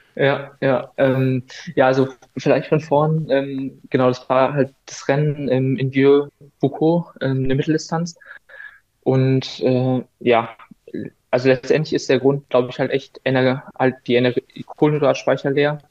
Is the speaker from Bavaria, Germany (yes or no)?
no; Wolfsburg, Lower Saxony, Germany; moved away as an adult; now in Darmstadt, Germany; ich bin hier in Wolfsburg einfach ganz normal aufgewachsen